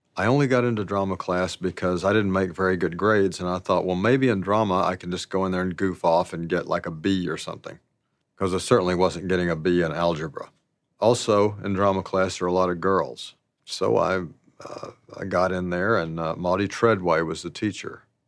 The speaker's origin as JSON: {"language": "English", "town": "Alpine", "region": "Arkansas", "country": "United States", "tie": "born or raised there", "said": "I grew up in Alpine, Arkansas, and, uh, the population there was a hundred and ten"}